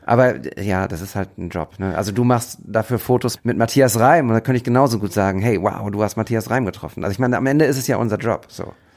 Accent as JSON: {"language": "German", "town": "Bochum", "region": "North Rhine-Westphalia", "country": "Germany", "said": "aus der ich auch komme. Bochumer Junge"}